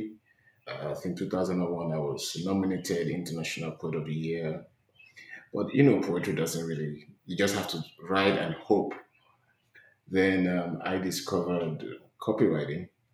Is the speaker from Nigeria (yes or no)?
yes; Nigeria; moved away as an adult; now in United States; I'm from Nigeria. I fled my country to the States 2 years ago